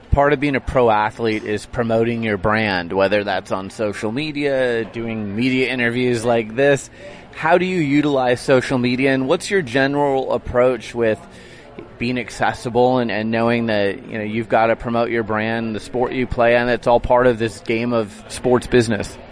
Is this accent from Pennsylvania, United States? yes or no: no; Portland, Oregon, United States; my hometown of Portland